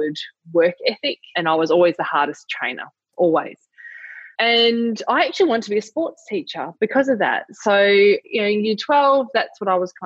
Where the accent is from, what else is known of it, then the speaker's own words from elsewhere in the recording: Lilydale, Victoria, Australia; also born or lived in Warburton; I was born in Lilydale, which is outer eastern suburbs of Melbourne, yeah, about 40 k's out of the CBD. Pretty standard childhood.